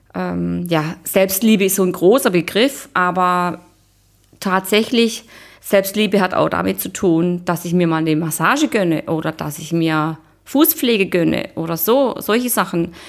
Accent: Black Forest, Baden-Württemberg, Germany; now in Munich, Germany; ich komme ursprünglich aus dem Schwarzwald

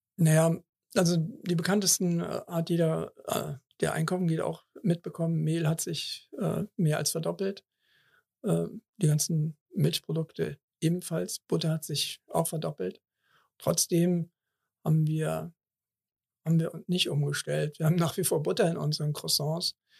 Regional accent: Cologne, North Rhine-Westphalia, Germany; ich bin in Kalk geboren, 58 Jahre habe ich die Kirmes in Anführungsstrichen ähm, mitgemacht

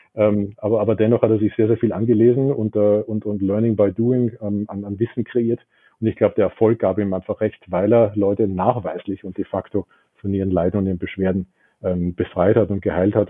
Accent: Vienna, Austria; also born or lived in Pittsburgh, United States; Ich bin in Wien geboren, ähm, bin auch zur Schule gegangen, ging da aufs Gymnasium, ähm, habe dort auch studiert

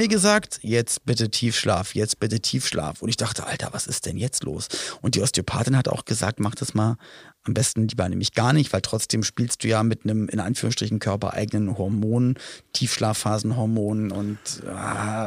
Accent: Germany; ein paar Kilometer entfernt von meinem Geburtsort

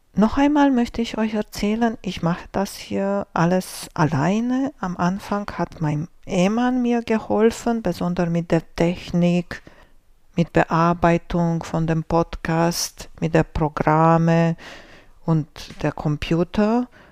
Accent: Romania; German is a second language; moved away; Ich bin groß geworden in Rumänien

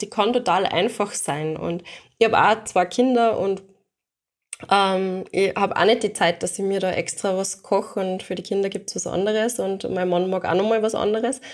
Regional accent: Austria; bei uns in Österreich

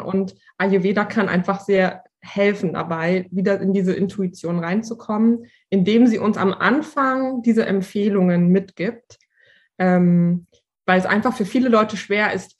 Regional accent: Berlin, Germany; ich komme aus Berlin

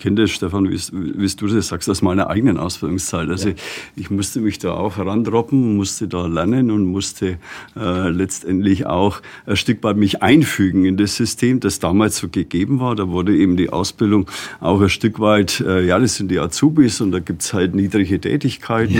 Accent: Germany; hier bei uns in Deutschland

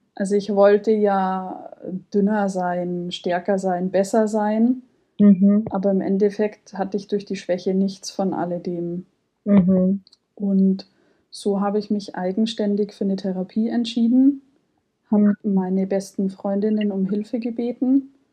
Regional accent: Munich, Bavaria, Germany; bin 30 Jahre alt, ich komme aus München

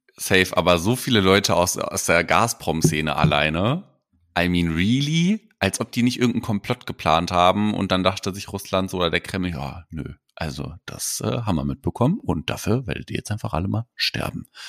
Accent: Hamburg, Germany; bei uns in Hamburg

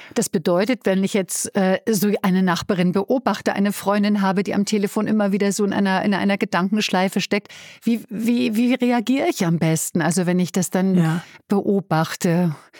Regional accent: Berlin, Germany; das darf ich an der Stelle als Berlinerin sagen

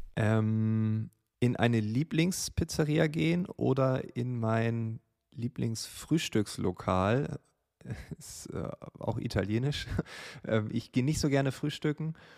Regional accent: Großefehn, Lower Saxony, Germany; Große Feen, einem kleinen Dorf in Norddeutschland, an der Nordsee, an der Grenze zu Holland, direkt an einem Kanal

